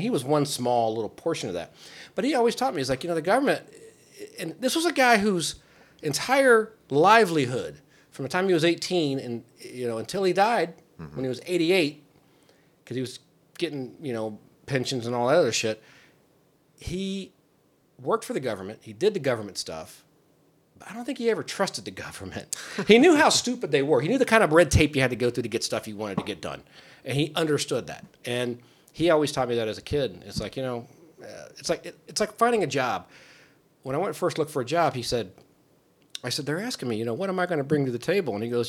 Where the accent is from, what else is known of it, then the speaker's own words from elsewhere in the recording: Kentucky, United States; born there; also born or lived in California / Ohio; But no, I moved, I was born in Kentucky, moved to California, moved to two different places in Ohio.